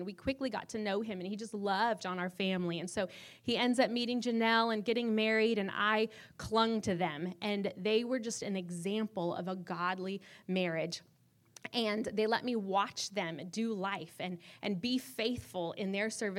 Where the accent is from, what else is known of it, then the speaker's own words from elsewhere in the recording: Reno, Nevada, United States; growing up in Reno